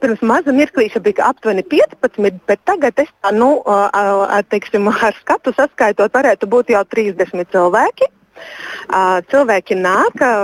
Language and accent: Latvian; Rēzekne, Latgale, Latvia; moved away; Reizekne ir mana dzimtā pilsēta, bet esmu 13 gadus nodzīvojusi ārzemēs atgriezusies Reizeknē